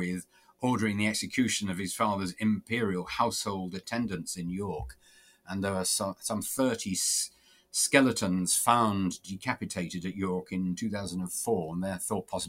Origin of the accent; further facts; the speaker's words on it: the north of England, United Kingdom; now in Greater Manchester, United Kingdom; I'm a Northerner, so I've always had a sense of the North as a whole.